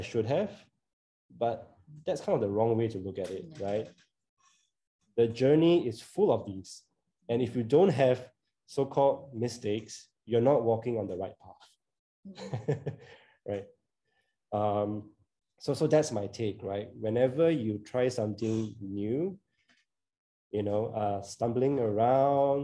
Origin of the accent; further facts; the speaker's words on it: Singapore; I grew up in Singapore